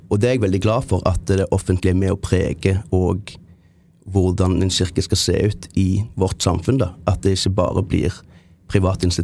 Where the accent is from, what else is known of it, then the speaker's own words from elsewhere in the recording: Jæren, Rogaland, Norway; also born or lived in Japan; Eh, men jeg er prestesønn fra Jæren. Misjonærbarn. Bodde i Japan i syv år. Um, bodde på Jæren, som er relativt, relativt konservativt